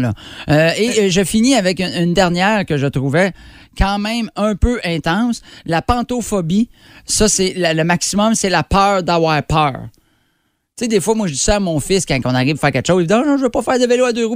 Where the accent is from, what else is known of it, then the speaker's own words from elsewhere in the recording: Drummondville, Quebec, Canada; je viens de Drummond